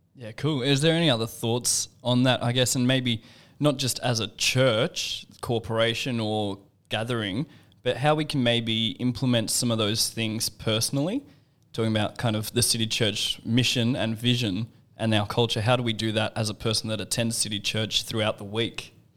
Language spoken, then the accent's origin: English; Australia; as an Aussie